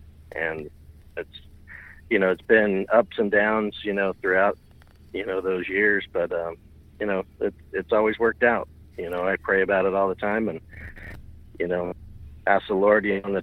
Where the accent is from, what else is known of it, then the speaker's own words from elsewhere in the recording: Salt Lake City, Utah, United States; also born or lived in Southern Illinois; I grew up in Salt Lake